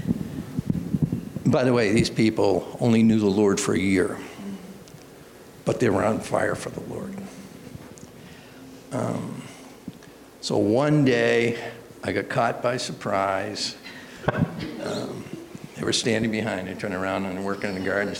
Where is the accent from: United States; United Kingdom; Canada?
United States; Brattleboro, Vermont; also born or lived in Massachusetts; now in Pennsylvania, United States; I'm originally from Brattleboro, Vermont. God moved me down here to Pennsylvania